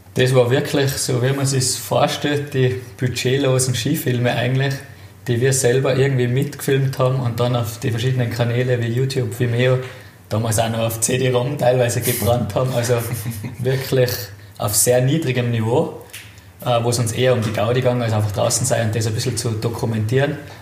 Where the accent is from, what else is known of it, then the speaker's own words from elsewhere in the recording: Itter, Tyrol, Austria; aufgewachsen in Tirol, in den Bergen.